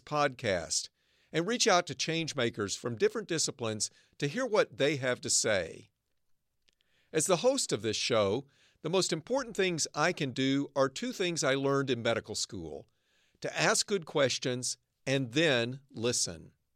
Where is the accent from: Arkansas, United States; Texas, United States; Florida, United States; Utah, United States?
Arkansas, United States; now in Northern California, United States; I grew up in Arkansas